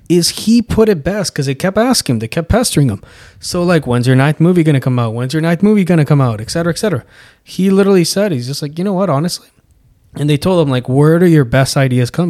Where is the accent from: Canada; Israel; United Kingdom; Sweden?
Canada; we grew up in Canada